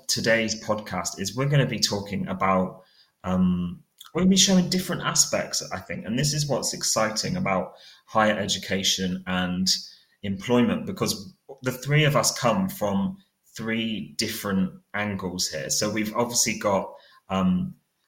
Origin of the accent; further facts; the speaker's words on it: Cornwall, South West England, United Kingdom; I'm 29 years old and I'm from Cornwall